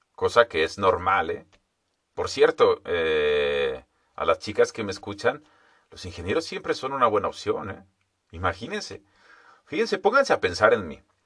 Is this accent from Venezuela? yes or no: no; Mexico; Nosotros también deberíamos de llamarnos entonces los estadounidenses mexicanos